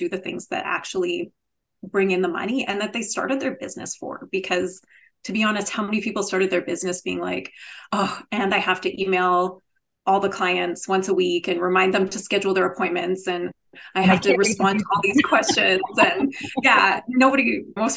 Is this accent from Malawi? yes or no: no; Canada; I am Canadian, so maybe that's just the Canadian in me